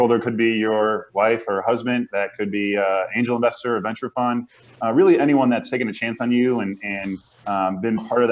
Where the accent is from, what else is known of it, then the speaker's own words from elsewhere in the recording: Chicago suburbs, Illinois, United States; moved away as an adult; also born or lived in Indiana / San Francisco; I grew up in the Midwest in the Chicago suburbs and went to Indiana